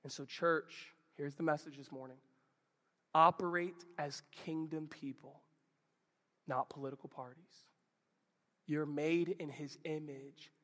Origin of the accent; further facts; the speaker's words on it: United States; I'm a follower of Jesus who just so happens to be American